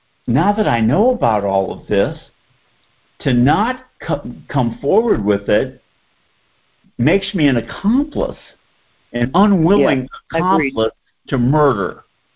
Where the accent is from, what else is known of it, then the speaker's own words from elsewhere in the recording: Boston, Massachusetts, United States; now in Atlanta, United States; I grew up in Boston, so I'm a Celtics, Red Sox, Patriots, Bruins fan.